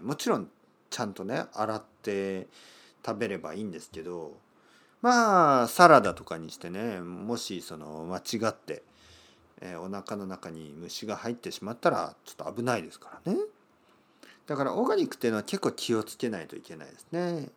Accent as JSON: {"language": "Japanese", "area": "Kyushu", "region": "Oita", "country": "Japan", "tie": "born or raised there", "said": "僕の出身の九州、えー、大分県というところですけど"}